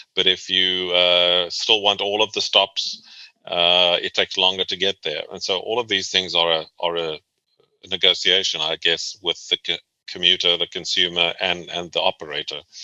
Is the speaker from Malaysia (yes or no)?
no; South Africa; moved away as an adult; also born or lived in Boston, United States; now in Virginia, United States; I was born and raised in South Africa